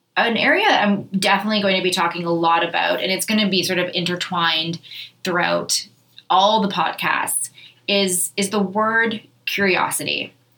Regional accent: Thunder Bay, Ontario, Canada; moved away as an adult; also born or lived in Winnipeg, Manitoba / Victoria, BC / Vancouver, BC / Toronto; I grew up in Thunder Bay, I have lived in Winnipeg, Manitoba

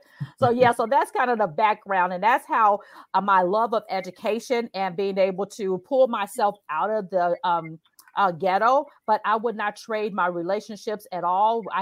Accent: Chicago, Illinois, United States; So I grew up in the Chicago Housing Public Authority called the Dearborn Homes, 2900 South State Street, apartment 401 60616.

